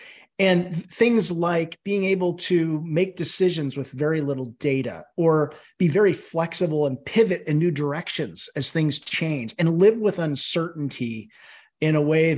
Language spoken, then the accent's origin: English; California, United States; Well, I grew up in the San Francisco Bay Area, and when I was three, my mother developed a mental illness.